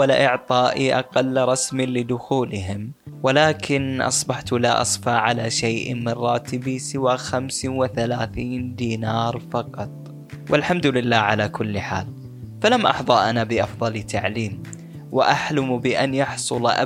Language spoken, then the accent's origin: Arabic; Bahrain; now in Jordan; فضحكت وقلت لا انا من البحرين فاستغرب وقال لي ليش تعمل في هالعمل وأنت من البحرين